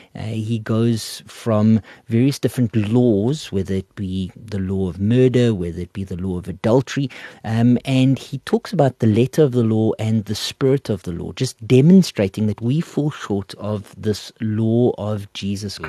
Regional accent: Port Elizabeth, Eastern Cape, South Africa; now in Gauteng, South Africa; I'm from the coast, I'm from Port Elizabeth

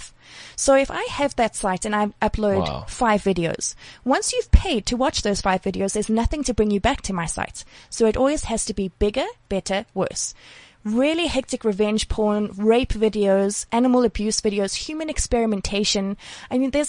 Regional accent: South Africa; as a South African

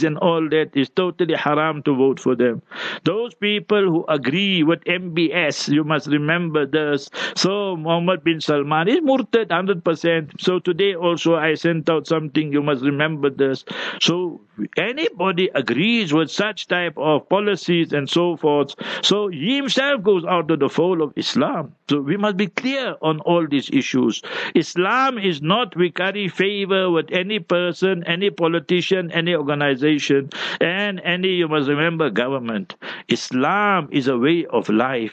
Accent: South Africa; English is a second language; I grew up in a township, in a location. I was born there.

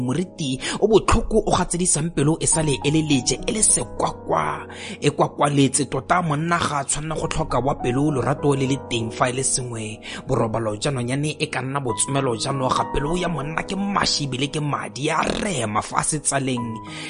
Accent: Botswana; first language Setswana; English is a second language; I am a poet from Botswana.

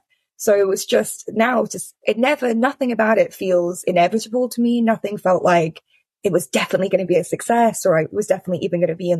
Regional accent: London, United Kingdom; moved away; it was my hometown, you know, London was where I grew up

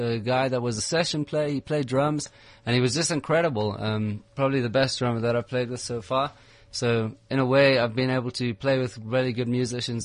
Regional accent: Gaborone, South-East District, Botswana; now in South Africa; I grew up in Botswana, in Gaborone, which is almost a nothing town

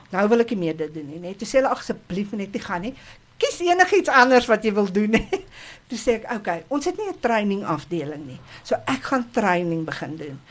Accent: Kempton Park, Gauteng, South Africa; Ek het groot geword in Kempton Park, nie ver van hier af nie

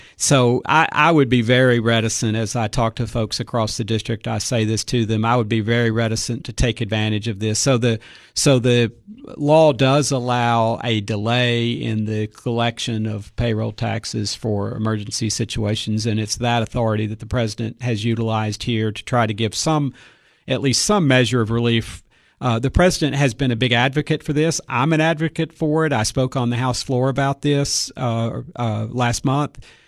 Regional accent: Cookeville, Tennessee, United States; I grew up in Cookville

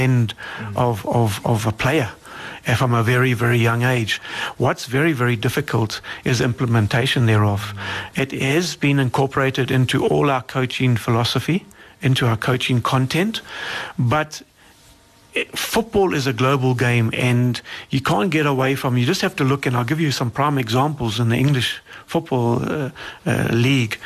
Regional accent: South Africa

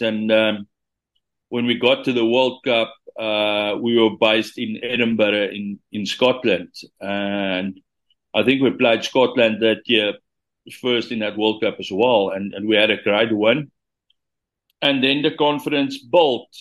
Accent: Senekal, Free State, South Africa; also born or lived in Bloemfontein; I was coming from Senekal

